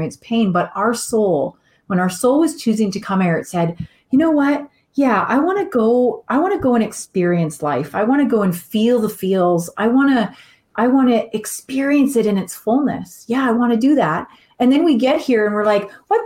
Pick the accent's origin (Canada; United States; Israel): Canada; I am Canadian